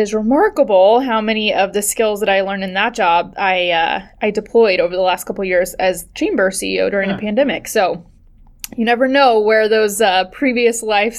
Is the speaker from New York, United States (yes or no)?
no; Kansas City, Missouri, United States; moved away as an adult; now in Eugene, United States; I'm from the Midwest. I grew up in Kansas City